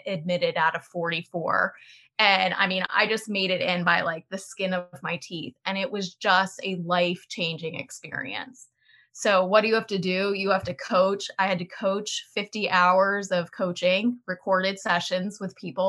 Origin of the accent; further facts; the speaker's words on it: Delaware, United States; I grew up in Delaware and I went to the University of Delaware